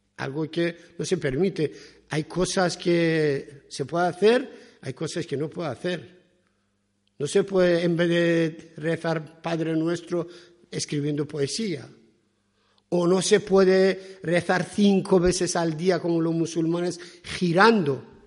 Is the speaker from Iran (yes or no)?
yes; Iran; Spanish is a second language; now in Spain; yo soy persa, soy de Irán